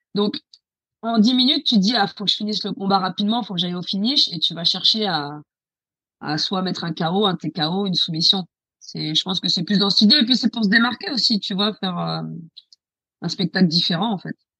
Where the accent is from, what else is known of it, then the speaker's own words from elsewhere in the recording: France; moved away as an adult; also born or lived in Paris; now in England, United Kingdom; moi, je suis française